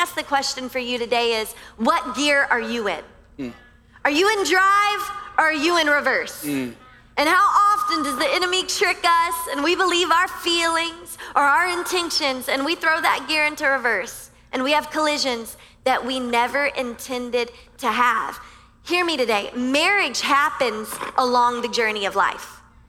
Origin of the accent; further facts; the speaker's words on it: Louisiana, United States; now in Miami, United States; Like I came from Louisiana and everyone is very kind on the interstate. You know, we don't have as many lanes as you crazy people here in Miami.